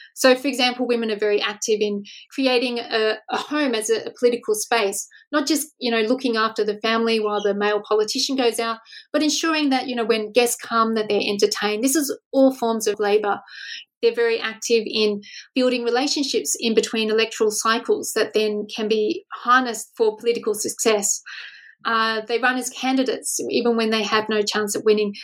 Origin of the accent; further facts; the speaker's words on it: Australia; as an Australian researcher